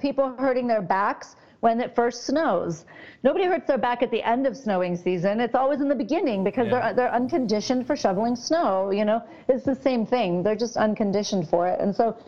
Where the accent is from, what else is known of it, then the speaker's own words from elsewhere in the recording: Southern California, United States; I grew up in Southern California